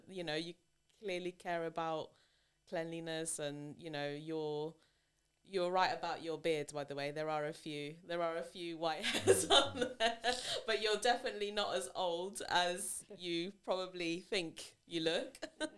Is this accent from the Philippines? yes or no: yes; Philippines; I know that I'm Asian. I'm Filipino. I have Asian features.